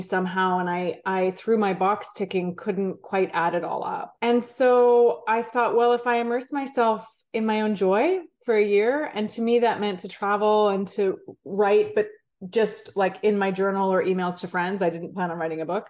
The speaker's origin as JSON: {"language": "English", "town": "Vancouver", "region": "British Columbia", "country": "Canada", "tie": "born or raised there", "said": "I grew up in Vancouver, Canada, skied, skied at Whistler pretty much all my life"}